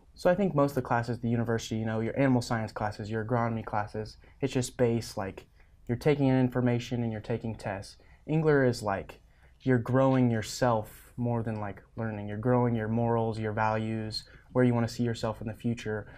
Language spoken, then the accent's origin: English; Stapleton, Nebraska, United States; so I grew up in Stapleton, Nebraska, right above North Platte on the interstate, thirty miles. So I grew up on our family ranch there